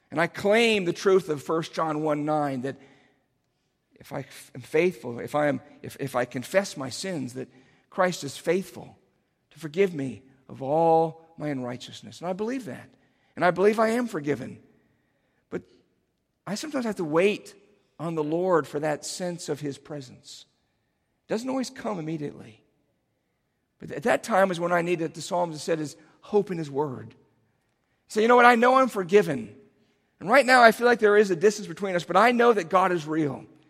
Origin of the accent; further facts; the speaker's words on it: Cincinnati, Ohio, United States; moved away; my hometown, which is Cincinnati